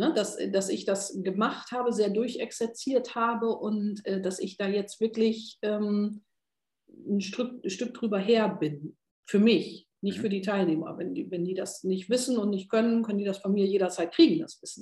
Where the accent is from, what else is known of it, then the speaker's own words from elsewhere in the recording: North Sea coast, Northern Germany, Germany; ich bin ja sehr norddeutsch, also ich bin ja direkt an der Küste äh, geboren, an der Nordsee